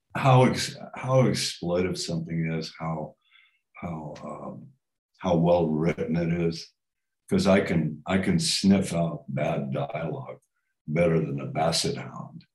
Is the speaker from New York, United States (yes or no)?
yes; New York, United States; moved away; I came from New York